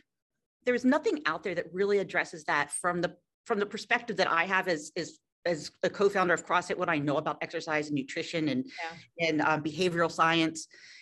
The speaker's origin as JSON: {"language": "English", "town": "Philadelphia", "region": "Pennsylvania", "country": "United States", "tie": "born or raised there", "said": "Me too. I grew up in Philadelphia, so I can't help it."}